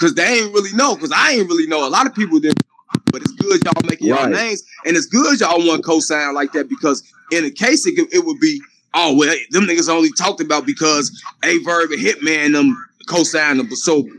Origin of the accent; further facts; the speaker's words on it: Chicago, Illinois, United States; I'm from the Midwest. I'm from Chicago.